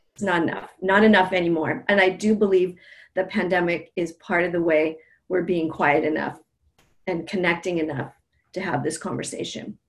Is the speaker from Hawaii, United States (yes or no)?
yes; Native Hawaiian, United States; being Native Hawaiian, um, we are story based, we're an oral culture